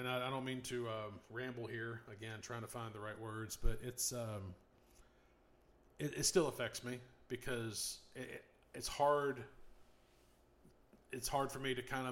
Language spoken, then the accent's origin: English; United States; I'm American